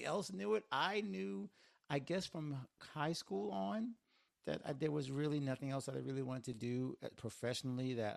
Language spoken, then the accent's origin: English; Northwest Florida, United States; moved away as an adult; now in Miami, United States; It's Northwest Florida, but growing up in the South